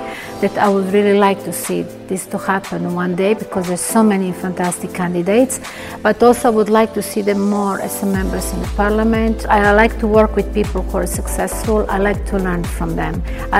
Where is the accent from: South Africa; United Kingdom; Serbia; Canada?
Serbia; Belgrade; English is a second language; now in Cyprus; Me coming from, I'm originally from Belgrade, Serbia, and we have a very, very strong connection with Cypriot and Greek people.